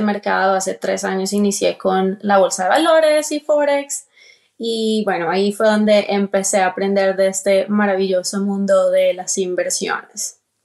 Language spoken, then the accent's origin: Spanish; Colombia; moved away as an adult; now in Atlanta, United States; soy colombiana, vivo aquí en Estados Unidos, precisamente en el estado de Georgia, Atlanta. Llevo viviendo aquí 12 años.